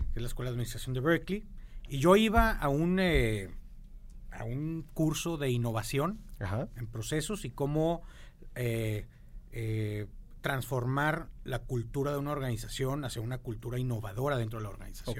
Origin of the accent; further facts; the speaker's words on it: Monterrey, Nuevo León, Mexico; como todo regio, como todo norteño en México